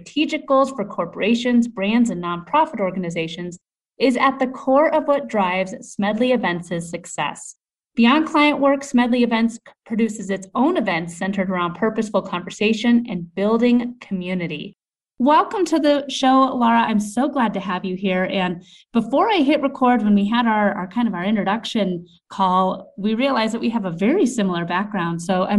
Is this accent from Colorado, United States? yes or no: yes; Denver, Colorado, United States; You know, I'm a Denver native too, and I feel like you and I are rare breeds just being born and raised here in Colorado.